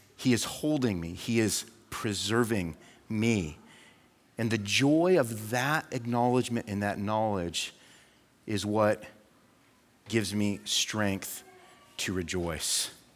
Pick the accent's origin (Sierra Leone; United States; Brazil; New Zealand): United States; as an American